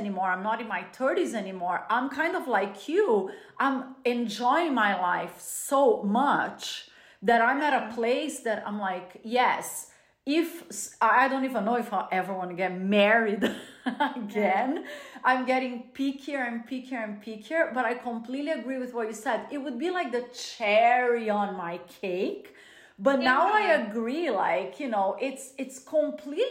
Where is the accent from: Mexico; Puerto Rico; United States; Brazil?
Brazil; moved away; growing up in a Latin culture. I was born in Brazil